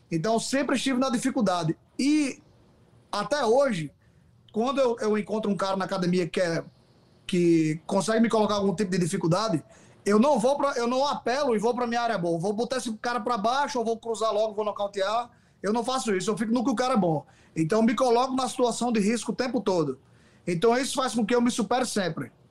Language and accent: Portuguese; Northeast Region, Brazil; a gente é do Nordeste, né?